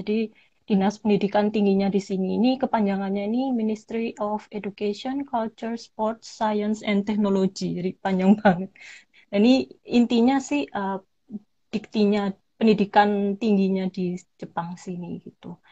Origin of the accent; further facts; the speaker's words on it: Malang, East Java, Indonesia; now in Kyoto, Japan; jadi di paspor semua … tuh saya dari Malang